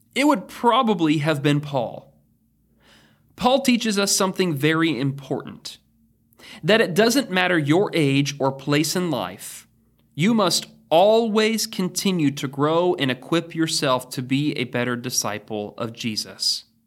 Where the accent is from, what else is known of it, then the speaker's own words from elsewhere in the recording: Oregon, United States; now in Danville, United States; In Oregon, we didn't even return to school until after Labor Day